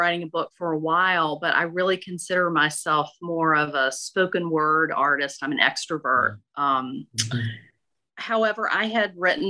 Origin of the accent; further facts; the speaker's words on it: Okolona, Mississippi, United States; Yeah, so I grew up in Northeast Mississippi in a tiny town called Okolona near Tupelo, and there was not a whole lot to do, but everybody gathered and told stories all the time.